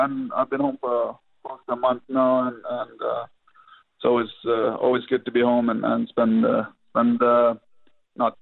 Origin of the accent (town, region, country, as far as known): Sweden; born or raised there; moved away as an adult